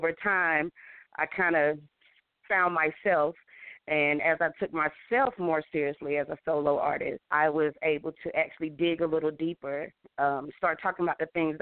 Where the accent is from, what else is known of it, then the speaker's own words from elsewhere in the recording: Charlotte, North Carolina, United States; I grew up on Tuckasegee back in the day, you know, so we definitely all come from our sets of hoods